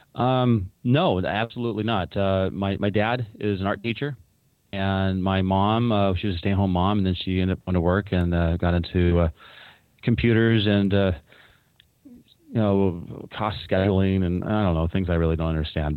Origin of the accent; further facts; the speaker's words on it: Newport Beach, California, United States; now in Washington, United States; I grew up in Newport Beach, California